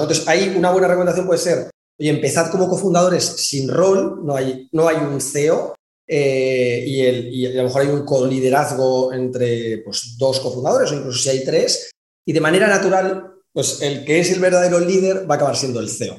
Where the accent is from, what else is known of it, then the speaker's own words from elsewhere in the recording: Madrid, Community of Madrid, Spain; moved away as an adult; also born or lived in China; now in Valencia, Spain; Me vine a vivir a Valencia, eh, porque yo soy de Madrid